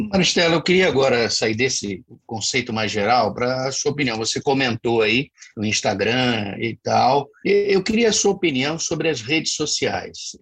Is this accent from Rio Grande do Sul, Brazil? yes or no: no; Rio de Janeiro, Brazil; now in Cuiabá, Brazil; Eu sou do, do Rio de Janeiro e também estou aqui há, há muito tempo